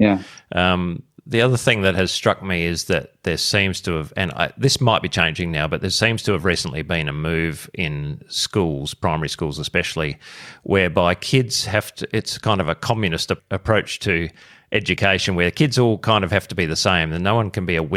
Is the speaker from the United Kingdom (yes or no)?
no; Australia; as part of my role as Australian of the Year last year